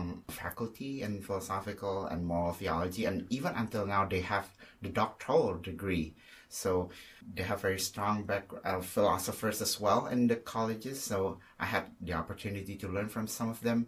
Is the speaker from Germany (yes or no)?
no; Indonesia; moved away as an adult; also born or lived in Australia; now in Chicago, United States; I come from Indonesia, so I myself am Chinese, Indonesian to be more specific